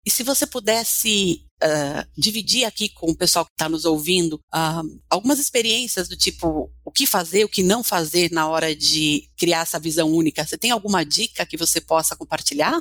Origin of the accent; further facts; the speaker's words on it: Brazil; para mim como brasileira